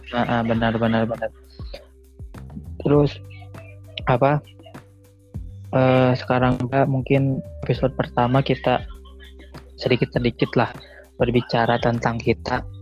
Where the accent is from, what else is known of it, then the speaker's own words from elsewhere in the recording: West Java, Indonesia; mohon maaf karena kita asli Sunda